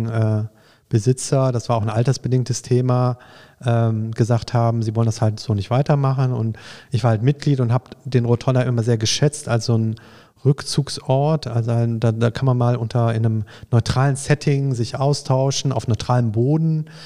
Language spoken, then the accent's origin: German; Düsseldorf, North Rhine-Westphalia, Germany; sodass ähm, ich als Düsseldorfer, wenn ich nach Frankfurt komme, sofort Anschluss finde